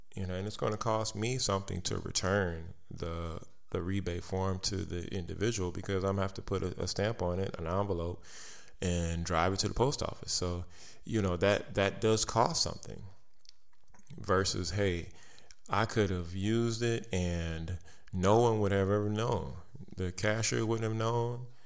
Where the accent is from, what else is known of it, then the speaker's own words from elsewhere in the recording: United States; I am an American. I live in this country